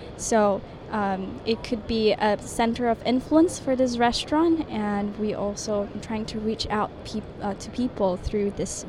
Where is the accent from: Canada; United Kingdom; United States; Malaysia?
Malaysia; English is a second language; Yes, I'm a Malaysian.